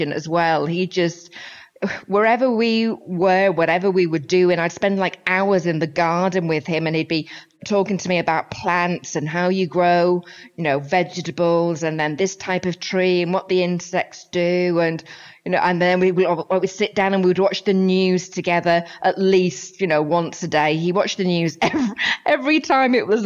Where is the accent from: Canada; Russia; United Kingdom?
United Kingdom; St Helens, North West England; moved away; as you can probably tell from my accent, I'm from the north of England, the northwest, between Liverpool and Manchester